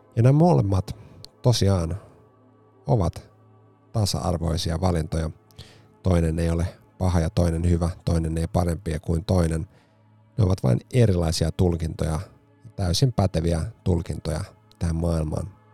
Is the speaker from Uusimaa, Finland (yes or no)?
yes; Helsinki, Uusimaa, Finland; herra, jonka patsas on Espalla kotikaupunkini paraatipaikalla